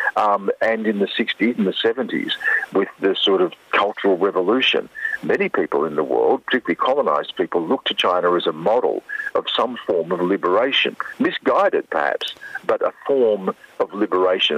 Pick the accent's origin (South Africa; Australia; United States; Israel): Australia; also born or lived in Hong Kong / Beijing; being an Australian, let alone an Indigenous Australian